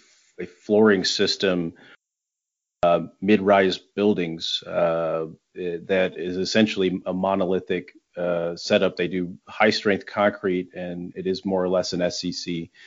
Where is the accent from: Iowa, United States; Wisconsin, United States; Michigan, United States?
Michigan, United States; I'm from Michigan.